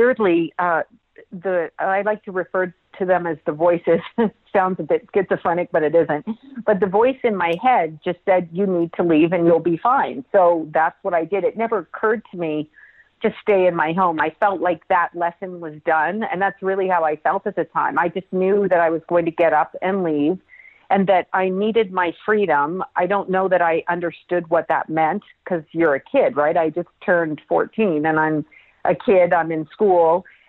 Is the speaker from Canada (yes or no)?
yes; Toronto, Ontario, Canada; but yes, I was born in Toronto, Canada, which is my homeland, my home people.